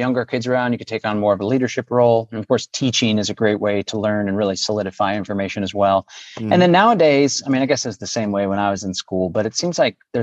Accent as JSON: {"language": "English", "town": "Austin", "region": "Texas", "country": "United States", "tie": "born or raised there", "said": "I was born and raised in Austin"}